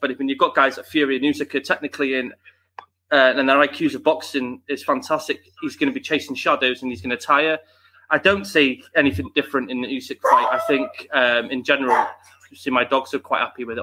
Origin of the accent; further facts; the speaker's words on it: United Kingdom; we want our Brits